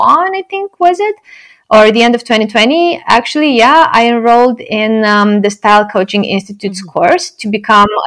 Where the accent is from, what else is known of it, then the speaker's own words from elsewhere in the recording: Romania; moved away as an adult; now in Netherlands; when I was growing up in Romania